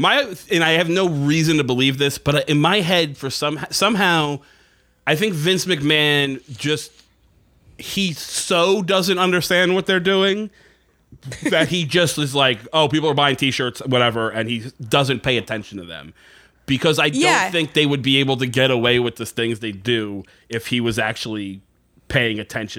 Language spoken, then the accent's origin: English; Northeast, United States; What's funny is like growing up in the Northeast, there was a lot of like indie wrestling around.